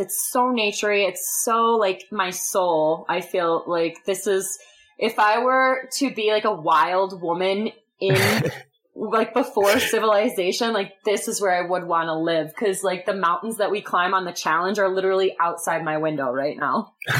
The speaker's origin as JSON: {"language": "English", "region": "Michigan", "country": "United States", "said": "I'm from Michigan"}